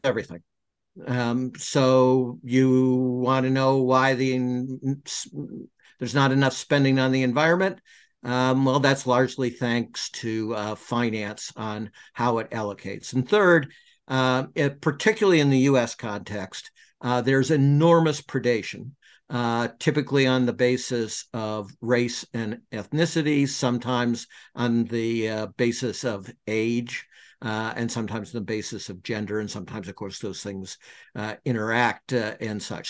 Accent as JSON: {"language": "English", "town": "Detroit", "region": "Michigan", "country": "United States", "tie": "born or raised there", "said": "growing up in Detroit, Michigan"}